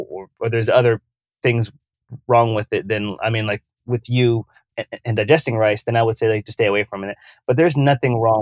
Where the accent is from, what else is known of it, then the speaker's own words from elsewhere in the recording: the South, United States; I come from the South.